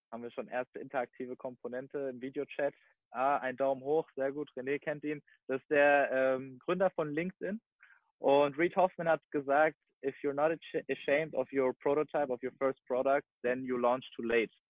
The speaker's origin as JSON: {"language": "German", "town": "Giessen", "region": "Hesse", "country": "Germany", "tie": "born there", "said": "Ich komme gebürtig aus Gießen, also ungefähr 20 Minuten bis Stunde, je nachdem, ähm, nach Frankfurt."}